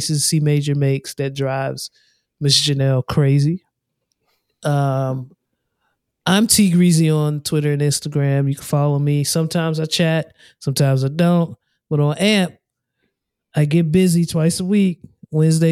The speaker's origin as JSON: {"language": "English", "area": "Prince George's County", "region": "Maryland", "country": "United States", "moved": "yes", "said": "I come from Prince George's County. I come from a state of Maryland"}